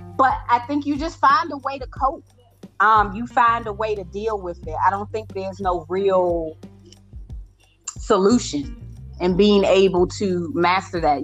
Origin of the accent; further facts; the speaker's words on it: Washington, District of Columbia, United States; I came from Ward 8 from one of the poorest of poor